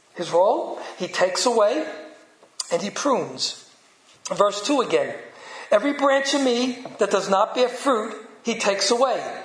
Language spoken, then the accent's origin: English; New York City, New York, United States; accent: Brooklyn; my Brooklyn accent